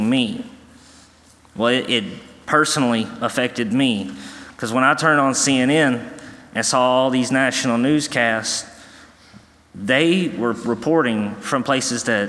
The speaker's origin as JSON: {"language": "English", "town": "New Bern", "region": "North Carolina", "country": "United States", "moved": "yes", "said": "I am from New Bern, North Carolina"}